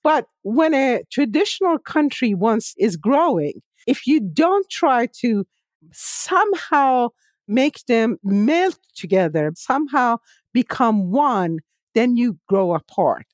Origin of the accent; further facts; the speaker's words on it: Tehran, Tehran Province, Iran; moved away as an adult; now in United States; I was born and raised in Tehran